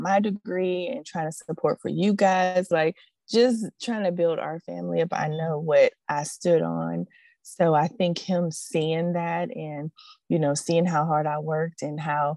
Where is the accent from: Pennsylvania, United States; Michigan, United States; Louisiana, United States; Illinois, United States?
Pennsylvania, United States; Pittsburgh; moved away as an adult; now in Georgia, United States; me and my husband, we're from Pittsburgh, Pennsylvania